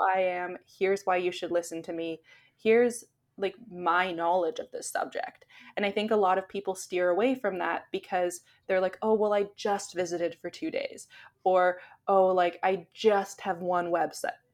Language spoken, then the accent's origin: English; Canada; I'm Canadian